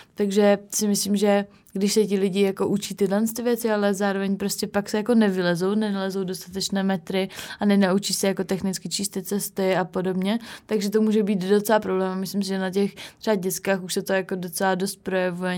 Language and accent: Czech; Havířov, Moravian-Silesian Region, Czechia; já jsem z Havířova a tam vlastně, no, bylo mi nějakých šest let a začala jsem chodit do, do školy